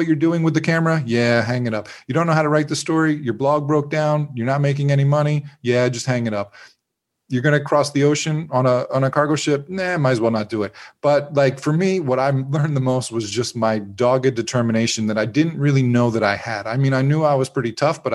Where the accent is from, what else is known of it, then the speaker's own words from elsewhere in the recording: Pennsylvania, United States; now in Florida, United States; I grew up in Pennsylvania and living in Florida